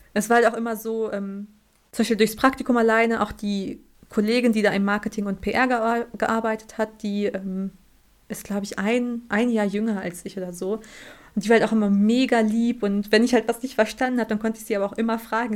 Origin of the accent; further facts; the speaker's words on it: Germany; ich komme aus Deutschland